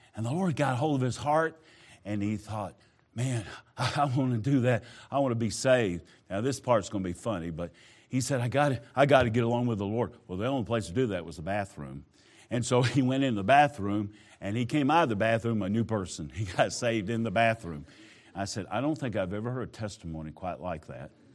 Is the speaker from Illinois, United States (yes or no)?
no; Southwest Georgia, United States; moved away; I grew up in Georgia, not the part you are in. I was down Southwest Georgia